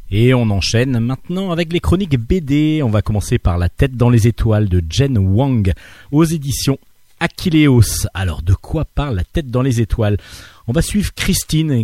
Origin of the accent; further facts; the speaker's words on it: France; un lecteur français comme moi